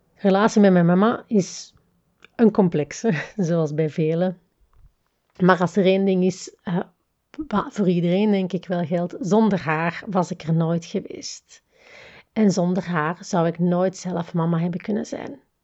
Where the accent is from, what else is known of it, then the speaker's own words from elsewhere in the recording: the Campine, Flanders, Belgium; moved away as an adult; also born or lived in another part of Belgium (20 years); Ik ben namelijk opgegroeid in de Kempen, noorden van België